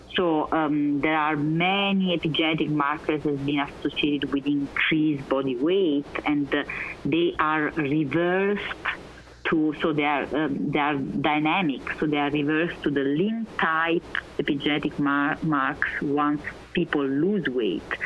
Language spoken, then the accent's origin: English; Naples, Campania, Italy; moved away as an adult; also born or lived in Vienna, Austria; I was born in Naples, Italy